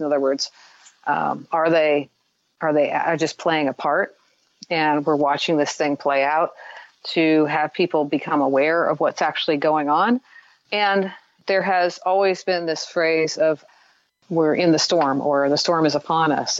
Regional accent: Midwest, United States; I grew up in the Midwest

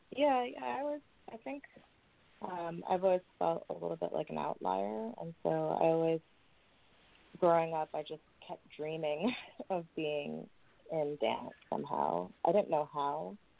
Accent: New York City, New York, United States; I grew up in New York City

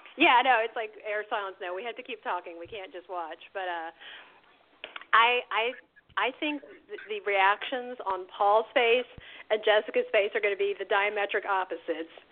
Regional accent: the South, United States; I'm a Southerner, so I grew up with this.

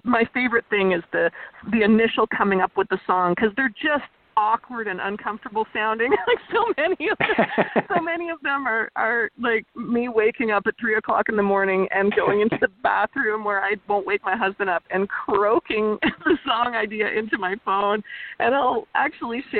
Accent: Port Carling, Ontario, Canada; growing up in Muskoka, I grew up in outside Port Carling in Muskoka

